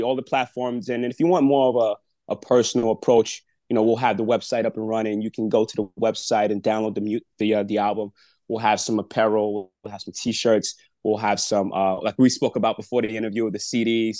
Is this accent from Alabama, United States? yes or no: no; New York City, New York, United States; I'm from Brooklyn